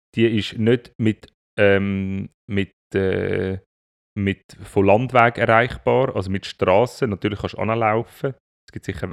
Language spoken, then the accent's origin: German; Zurich, Switzerland; bei uns in Zürich